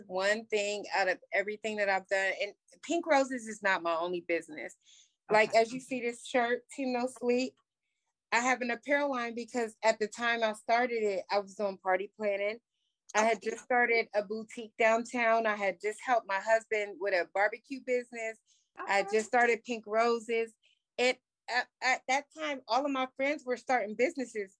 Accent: Columbus, Ohio, United States; my hometown

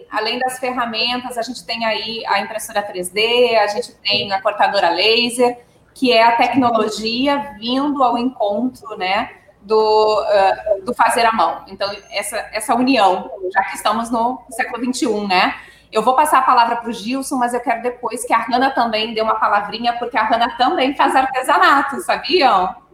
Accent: Rio Grande do Sul, Brazil; moved away; eu e Zé somos gaúchos, né? E, e lá no Rio Grande do Sul, nossa a nossa rotina de domingo é o churrasco

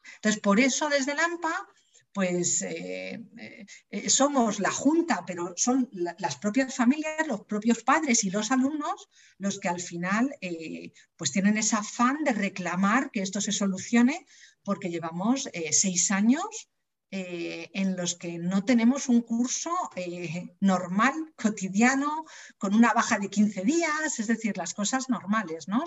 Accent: Leganés, Community of Madrid, Spain; yo soy de Leganés de toda la vida

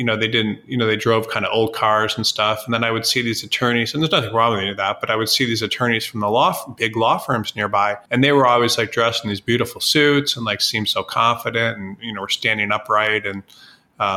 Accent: Midwest, United States; moved away as an adult; now in Los Angeles, United States; I was from the Midwest, and it's very, you know, conservative in the Midwest

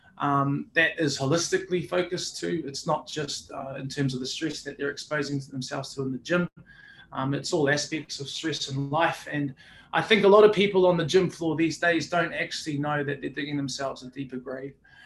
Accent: Auckland, New Zealand; now in Brisbane, Australia; born here in Brisbane, but earlier on, Mum decided that we pack up and start living in New Zealand. I did predominantly a lot of my growing up in Auckland

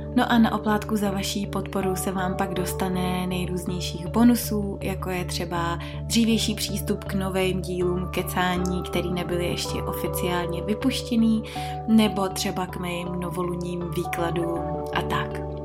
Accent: Czechia; u nás v Čechách

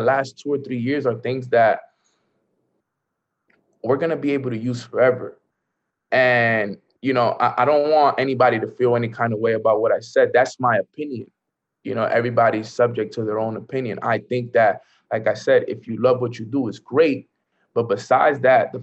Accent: New York City, New York, United States; I grew up in the hood. I grew up in Washington Heights

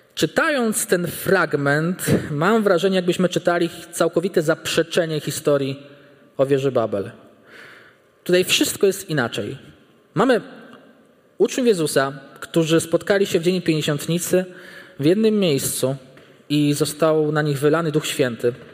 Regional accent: small village near Bartoszyce, Warmian-Masurian Voivodeship, Poland; moved away as an adult; Ja pochodzę z bardzo małej miejscowości, która leży nieopodal Bartoszyc.

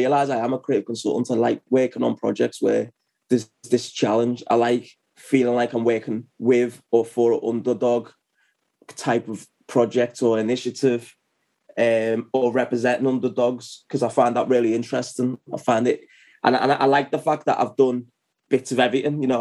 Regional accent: Liverpool, North West England, United Kingdom; I'm from Liverpool. I'm still based in Liverpool, which is northwest of England.

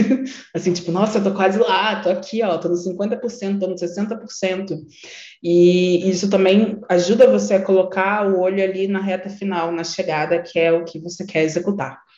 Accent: Nilópolis, Rio de Janeiro, Brazil; moved away as an adult; now in São Paulo, Brazil; eu sou uma mulher negra da Baixada Fluminense, que eu nasci em Nilópolis

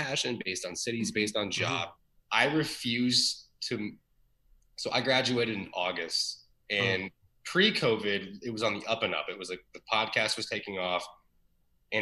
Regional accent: Ohio, United States; we're from Ohio

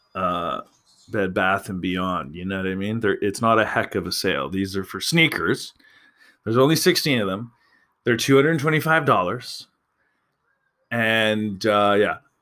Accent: Alberta, Canada; I'm from Alberta

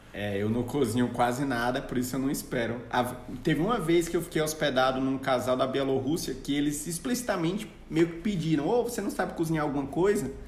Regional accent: Fortaleza, Ceará, Brazil; moved away; also born or lived in Campinas / Maranhão; eu sou de Fortaleza. Ceará

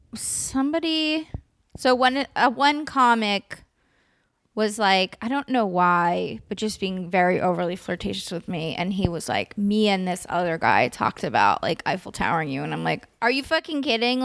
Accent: California, United States; many of my best friends were black because I grew up in the East Bay.

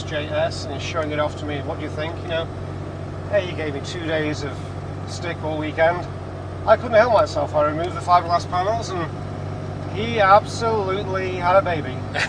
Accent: England, United Kingdom; which wasn't the place to be as an Englishman.

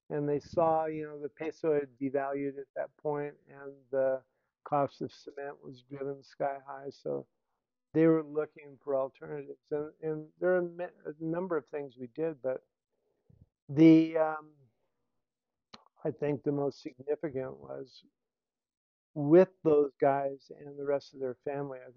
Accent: Banámichi, Sonora, Mexico; So I'm coming from Banamichi in Rio Sonora and that you know background.

